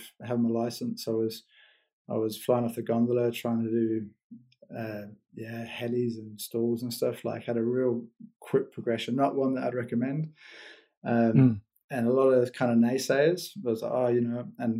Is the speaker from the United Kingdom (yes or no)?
no; New Zealand; first language English; now in Switzerland; the native tongue. Just kind of like the banter, the Kiwi banter